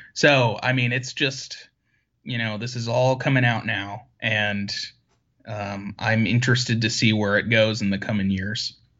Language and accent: English; Syracuse, New York, United States; I grew up in Syracuse, New York, and, well, the suburbs